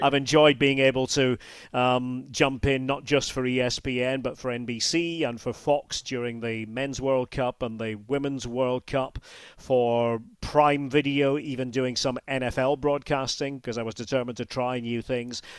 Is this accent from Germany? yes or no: no; Scotland, United Kingdom; I grew up in the U K